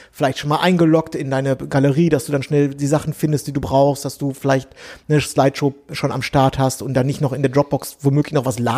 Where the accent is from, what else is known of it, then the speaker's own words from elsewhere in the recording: Berlin, Germany; äh, das wisst ihr ja, ich komme aus Berlin, ich wohne hier in Friedrichshain, ich wohne hier schon so und so lange